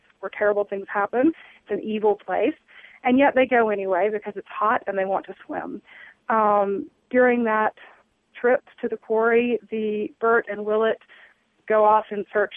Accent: Jackson, Mississippi, United States; moved away; I grew up in Jackson, Mississippi, was born and raised in South Jackson

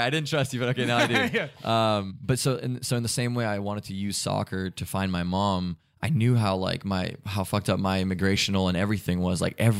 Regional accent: Germany; born there; She was in Germany. I was born in Germany.

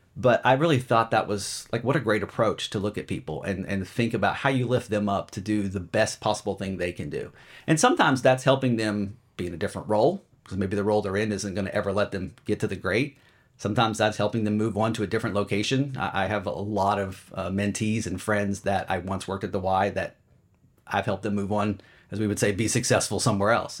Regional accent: Charlotte, North Carolina, United States; moved away as an adult; also born or lived in Los Angeles / San Diego / Chicago; now in Philadelphia area, United States; I'm from Charlotte, and I grew up there

